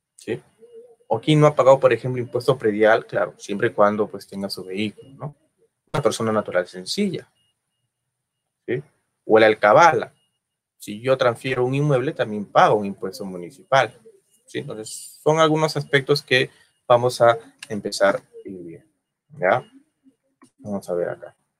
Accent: Peru; Yo soy peruano

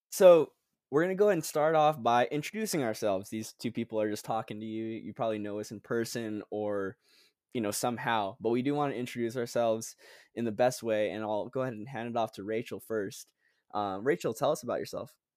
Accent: Guam; moved away as an adult; also born or lived in Philippines; now in Charleston, United States; I was born in the Philippines, but raised in the island of Guam

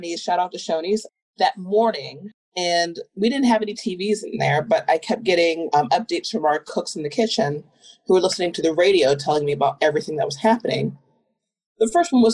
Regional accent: Southern Virginia, United States; moved away; I'm from Southern Virginia, a little town near the border of North Carolina. Very small. There's only one public high school for the entire county. Everyone knew everyone. Really wasn't a bad place to grow up

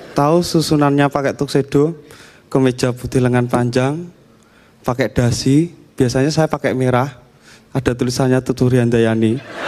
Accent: Java, Indonesia; saya Jawa, keluarga saya itu memegang erat budaya Eropa

